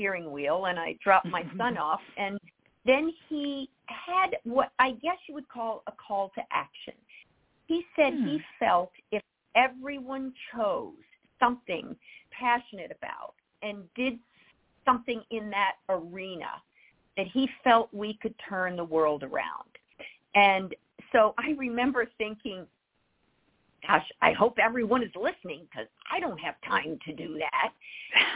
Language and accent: English; Nashville, Tennessee, United States; also born or lived in Rochester, New York / San Francisco; now in Los Angeles, United States; I grew up in Nashville